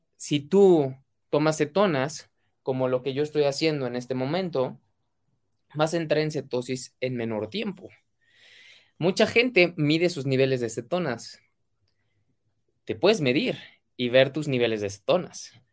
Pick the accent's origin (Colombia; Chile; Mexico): Mexico; mexicano, emprendedor y empresario